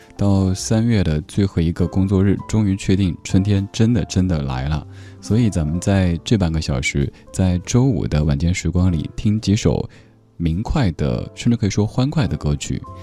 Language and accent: Chinese; Chengdu, Sichuan, China; 我的家乡成都